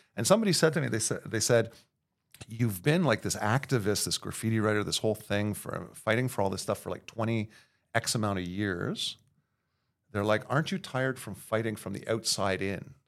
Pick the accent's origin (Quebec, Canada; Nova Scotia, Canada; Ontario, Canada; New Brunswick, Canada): Quebec, Canada; Montreal; born and raised in Verdun.